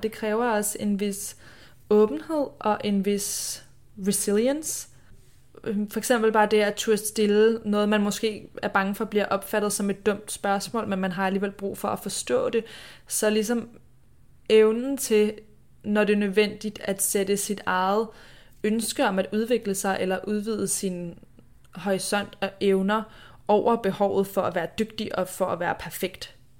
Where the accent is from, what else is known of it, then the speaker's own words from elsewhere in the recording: Denmark; moved away; jeg er hjemme i Danmark